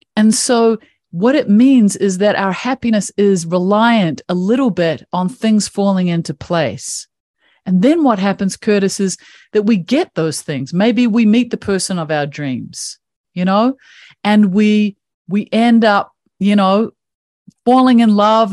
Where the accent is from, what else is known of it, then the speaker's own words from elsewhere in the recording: New Zealand; I grew up in New Zealand